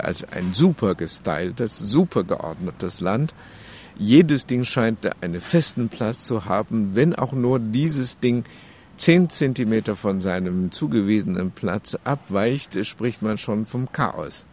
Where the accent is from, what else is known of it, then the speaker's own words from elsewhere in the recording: China; now in Germany; als Chinese